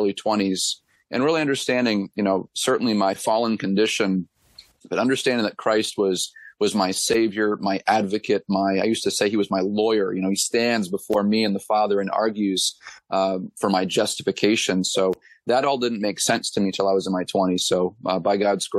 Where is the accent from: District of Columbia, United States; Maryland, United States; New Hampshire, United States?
New Hampshire, United States; Gilmanton Iron Works; I'm actually from Gilmanton Ironworks, New Hampshire, which is the town that I'm pastoring a church in. I'm married to my lovely wife, Jessica. We have three children. And then church planted in my hometown back in 2013.